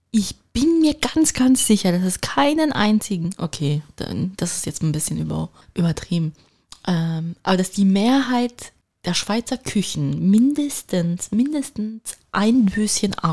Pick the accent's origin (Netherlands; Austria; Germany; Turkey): Turkey; da kann ich nur als Türkin ergänzen